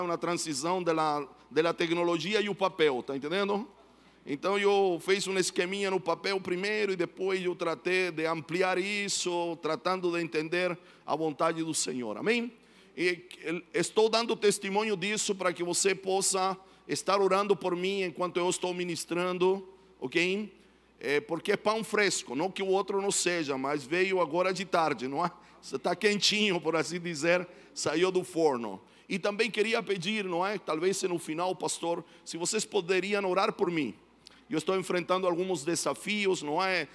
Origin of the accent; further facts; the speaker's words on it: Chile; Portuguese is a second language; now in São Paulo, Brazil; eu sou chileno, moro em São Paulo